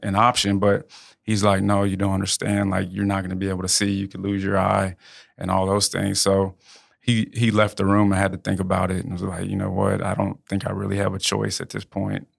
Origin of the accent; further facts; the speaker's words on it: Houston, Texas, United States; moved away as an adult; also born or lived in New Orleans; now in Lafayette, United States; I grew up in Houston.